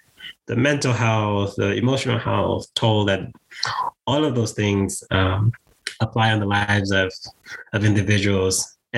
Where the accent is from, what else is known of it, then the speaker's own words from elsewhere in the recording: Bronx, New York, United States; from the moment I arrived to the United States, I grew up in the Bronx.